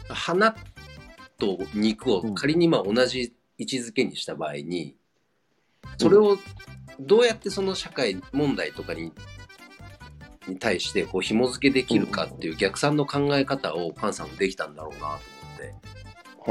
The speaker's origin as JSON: {"language": "Japanese", "region": "Nagano", "country": "Japan", "tie": "born or raised there", "moved": "yes", "said": "田舎も長野県出身者だから"}